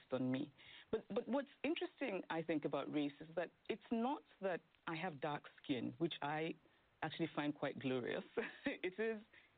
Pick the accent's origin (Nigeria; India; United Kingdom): Nigeria; now in New York, United States; I grew up in Nigeria, and having grown up there, political uncertainty is not unfamiliar to me